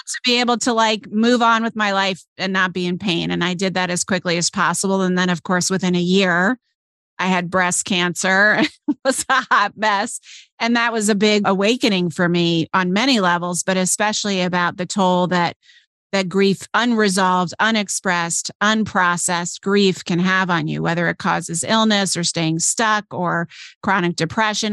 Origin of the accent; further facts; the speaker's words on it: Chicago, Illinois, United States; moved away; we're both from Chicago. We met actually after I moved away from Chicago out here